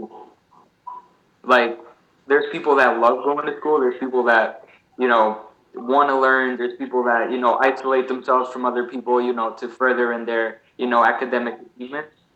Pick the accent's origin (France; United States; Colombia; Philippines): United States; Newark, New Jersey; also born or lived in Portugal; I've lived in Newark ever since then.